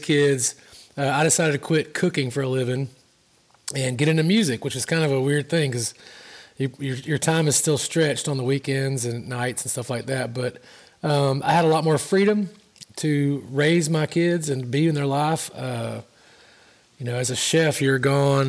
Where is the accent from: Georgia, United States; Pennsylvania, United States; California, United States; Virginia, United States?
Georgia, United States; moved away; my home state of Georgia